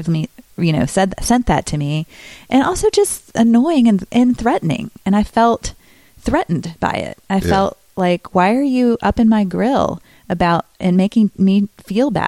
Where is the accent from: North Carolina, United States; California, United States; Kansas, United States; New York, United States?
North Carolina, United States; Greensboro; moved away as an adult; also born or lived in Chicago; now in Los Angeles, United States; Greensboro, North Carolina, my hometown, with people I know who grew up with me